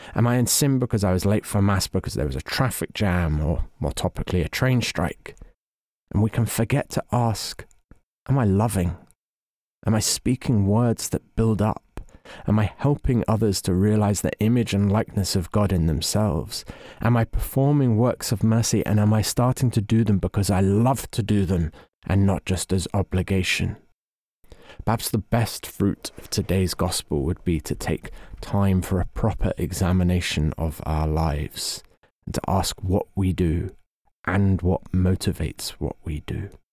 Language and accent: English; England, United Kingdom; as an Englishman